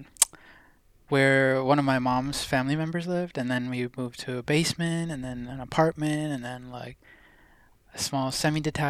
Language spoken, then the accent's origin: English; Canada; also born or lived in India; I was born in India, so, and my parents are both Indian from Punjab, and although I didn't live in India, like, for my childhood, I came to Canada when I was about